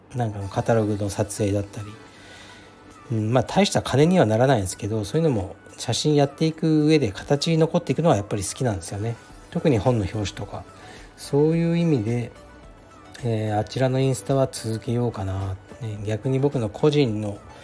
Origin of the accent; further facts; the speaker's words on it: Fukuoka, Japan; moved away as an adult; now in Tokyo, Japan; カシーというのは僕の出身 地ですね